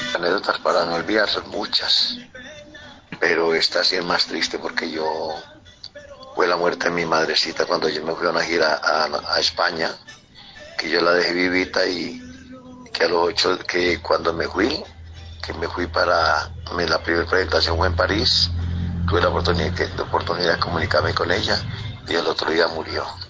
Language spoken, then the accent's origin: Spanish; Ceilán, Valle del Cauca, Colombia; en mi pueblo, Ceilán